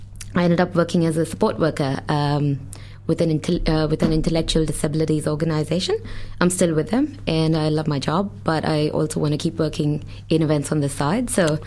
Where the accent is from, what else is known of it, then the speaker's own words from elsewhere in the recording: Mumbai, Maharashtra, India; moved away as an adult; also born or lived in Auckland, New Zealand; now in Dunedin, New Zealand; So I'm from Bombay in India, well, Mumbai. And so I came to Auckland to study communications and event management.